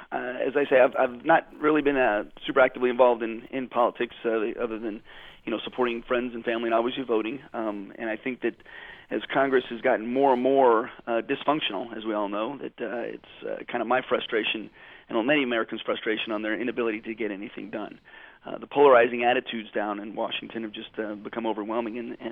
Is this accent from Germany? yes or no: yes; Germany; born there; I grew up as an Army brat. I was born in Germany to the son of a career Army officer.